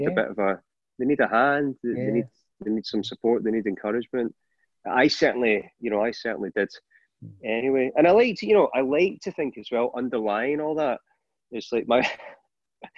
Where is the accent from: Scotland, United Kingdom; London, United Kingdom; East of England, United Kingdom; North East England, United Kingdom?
Scotland, United Kingdom; being Scottish